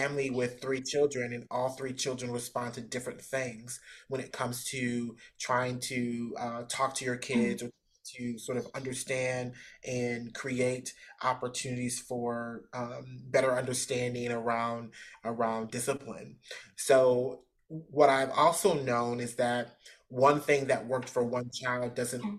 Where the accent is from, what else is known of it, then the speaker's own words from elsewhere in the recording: Midwest, United States; also born or lived in West Coast; now in Georgia, United States; I'm from the Midwest, so I've sort of been around